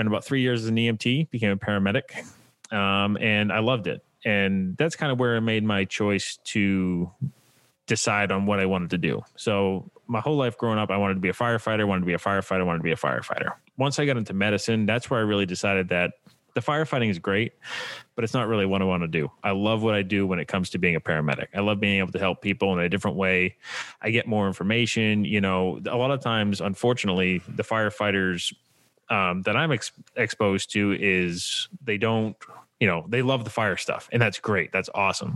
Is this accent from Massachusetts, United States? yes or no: yes; just outside of Boston, Massachusetts, United States; I'm originally from Massachusetts, just outside of Boston